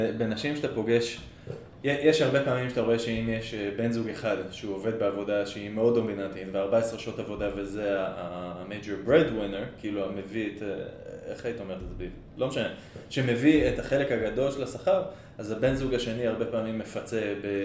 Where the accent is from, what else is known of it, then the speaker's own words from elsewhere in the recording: Israel; אני ישראלי